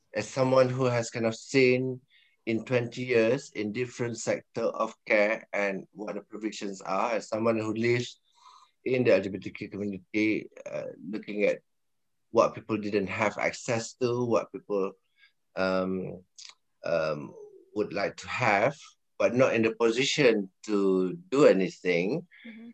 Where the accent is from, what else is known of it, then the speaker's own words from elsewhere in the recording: Malaysia; now in United Kingdom; I'm Malaysian